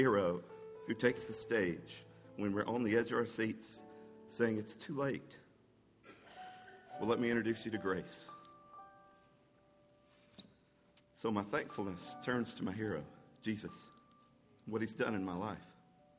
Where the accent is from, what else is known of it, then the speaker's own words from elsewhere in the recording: Anniston, Alabama, United States; moved away as an adult; now in Georgia, United States; I grew up in Alabama, over in Anniston